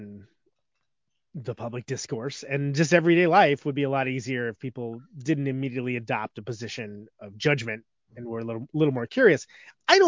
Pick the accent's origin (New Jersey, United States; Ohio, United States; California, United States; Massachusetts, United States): California, United States; Central Valley; I grew up in California, but I grew up in the Central Valley, which is like the Kansas of California